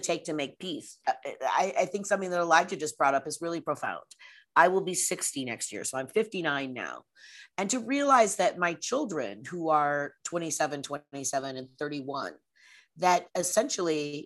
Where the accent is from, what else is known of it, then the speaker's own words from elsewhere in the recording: Portland, Oregon, United States; also born or lived in Oakland, California; I grew up in Portland, Oregon